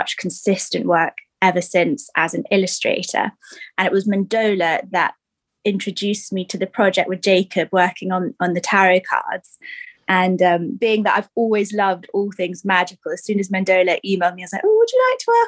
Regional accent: London, United Kingdom; moved away as an adult; also born or lived in Falmouth, Cornwall; I grew up in London

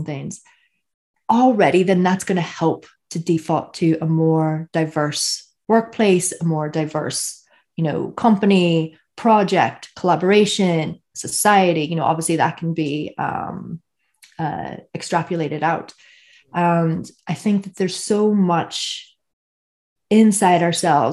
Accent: Northern Ireland, United Kingdom; I'm from Northern Ireland

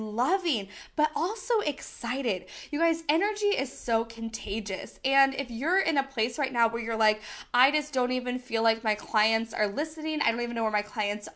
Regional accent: United States; accent: American; I am very much American. I have a very much American accent

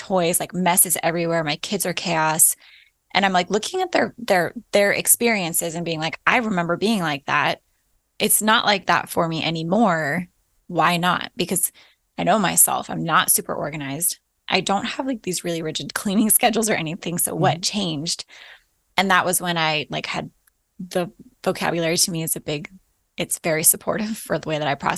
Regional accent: Alaska, United States; moved away as an adult; also born or lived in Florida / Midwest; We were born and raised in Alaska

